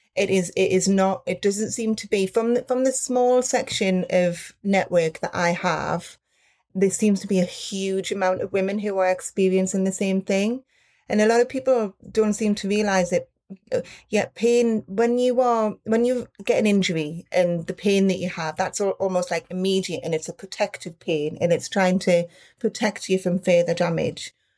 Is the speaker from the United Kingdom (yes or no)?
yes; Newcastle upon Tyne, North East England, United Kingdom; I am from a town called, or city called Newcastle upon Tyne from the north of England